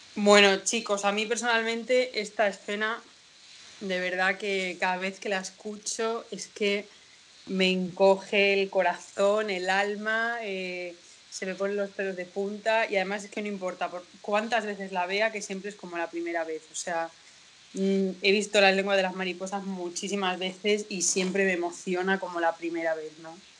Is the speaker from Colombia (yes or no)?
no; Castilla-La Mancha, Spain; los manchegos estamos muy orgullosos de La Mancha. Yo siempre lo digo, yo me siento más manchega que española.